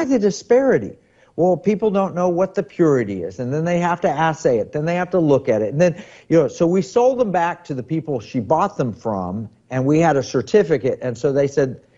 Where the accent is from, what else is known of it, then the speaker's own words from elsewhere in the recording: California, United States; I might as a Californian, prefer my money be held in Alaska and my gold be held in Alaska.